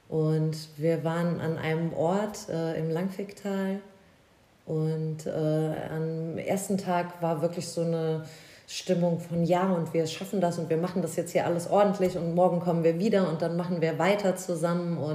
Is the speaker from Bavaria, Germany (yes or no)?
no; Koblenz, Rhineland-Palatinate, Germany; Aus Koblenz. Also das ist genau. dein, okay. Das ist meine Heimat, genau, also auch nicht so weit weg.